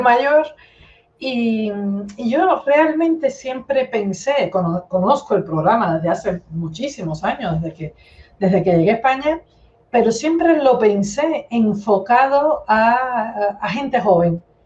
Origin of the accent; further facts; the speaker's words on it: Cuba; moved away as an adult; also born or lived in Moscow, Russia; now in Spain; soy cubana de nacimiento, soy cubana y española de adopción. Eh, me crié, viví en Cuba toda la vida